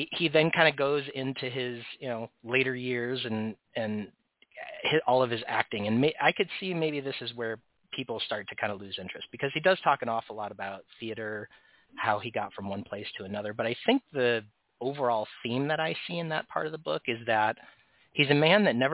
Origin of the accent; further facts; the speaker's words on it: United States; As a person from the United States